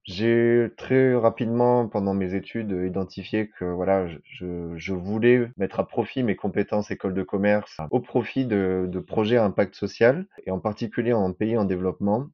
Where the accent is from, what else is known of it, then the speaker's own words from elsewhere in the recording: Marseille, Provence-Alpes-Côte d'Azur, France; moved away as an adult; also born or lived in Nigeria; j'ai 34 ans, je suis né à Marseille